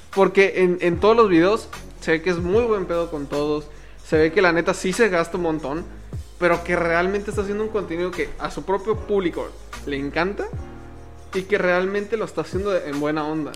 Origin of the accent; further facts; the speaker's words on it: Mexico; Somos mexicanos al igual que tú.